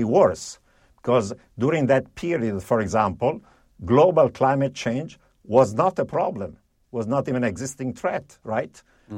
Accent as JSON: {"language": "English", "country": "Italy", "tie": "born or raised there", "also_born_or_lived": "Europe", "said": "First of all, I grew up in Italy and Europe, where in the 1970s there was actually a period of severe economic malaise, high inflation, double digits, and severe recession, stagflation."}